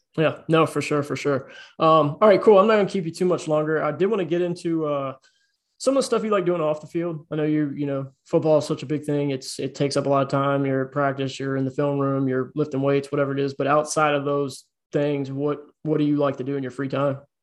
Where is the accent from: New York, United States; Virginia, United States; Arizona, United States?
Virginia, United States; Richmond; I grew up in Virginia, grew up in Richmond, Virginia